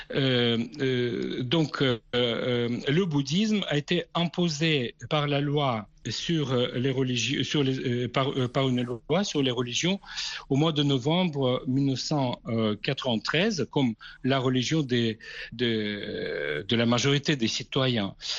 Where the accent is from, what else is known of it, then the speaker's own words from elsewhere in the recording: Kazakhstan; moved away; du Kazakhstan, mon pays natal